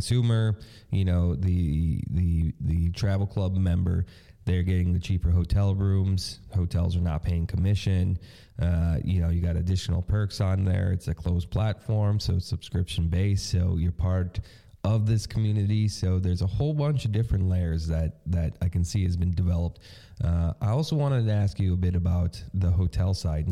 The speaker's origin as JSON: {"language": "English", "country": "United States", "said": "as an American myself"}